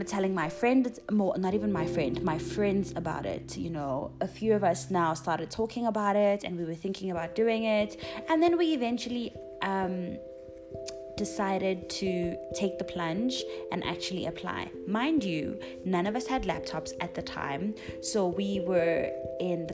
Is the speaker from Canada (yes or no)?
no; South Africa; as South African teachers, especially as young Black females